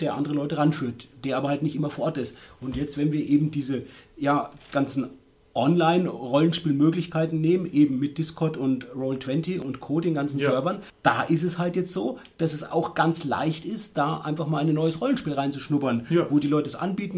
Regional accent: Würzburg, Bavaria, Germany; bei uns in Würzburg

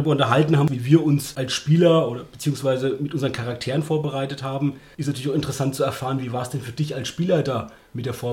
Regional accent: Germany; uns als Deutsche nicht so geläufige englische Worte

